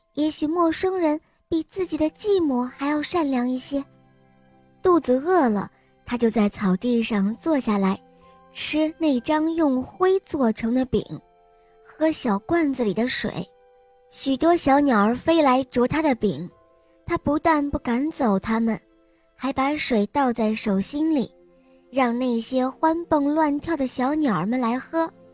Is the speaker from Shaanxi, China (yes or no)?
yes; Xi'an, Shaanxi, China; 我五岁了，我来自西安